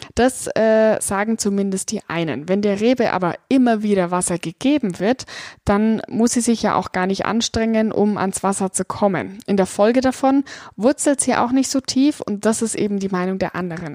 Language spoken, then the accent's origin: German; Franconia, Bavaria, Germany; Ich komme aus dem Weinanbaugebiet Franken, lebe hier in der historischen Weinstadt Dettelbach